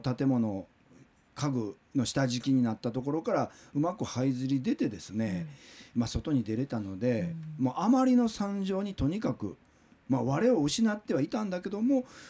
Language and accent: Japanese; Kobe, Hyogo, Japan; moved away; 僕は神戸生まれ育ちで神戸に住んで大阪の新聞社に勤務をしてたんですけども